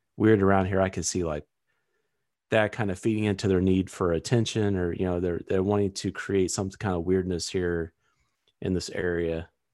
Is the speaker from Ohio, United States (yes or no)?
no; Missouri, United States; it is in Missouri, so that's kind of my home state